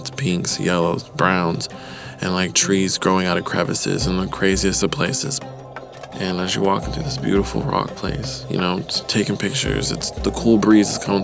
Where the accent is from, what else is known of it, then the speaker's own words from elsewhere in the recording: Fremont, California, United States; I'm from Fremont, California